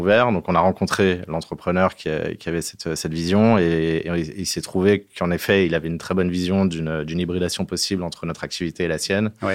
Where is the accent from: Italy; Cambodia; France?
France; on est des Gaulois